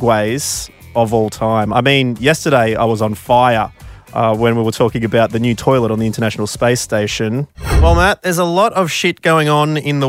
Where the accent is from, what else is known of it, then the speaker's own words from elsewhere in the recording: Victoria, Australia; I am originally from Victoria